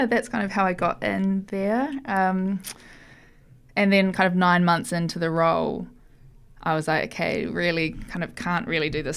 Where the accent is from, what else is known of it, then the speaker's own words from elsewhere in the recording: New Zealand; moved away as an adult; now in London, United Kingdom; I am from New Zealand